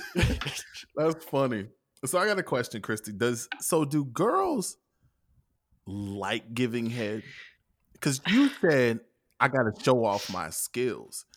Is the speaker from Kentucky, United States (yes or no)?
yes; Kentucky, United States; I'm from Kentucky.